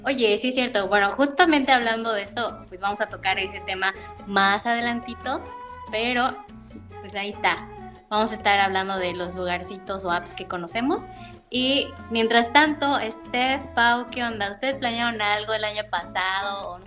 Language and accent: Spanish; Mérida, Yucatán, Mexico; yo soy de Mérida